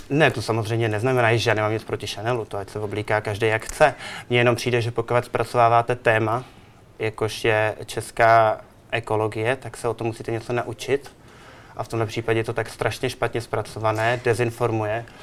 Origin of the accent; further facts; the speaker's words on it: Czechia; moved away; also born or lived in New York / Milan / Barcelona; já jsem Čech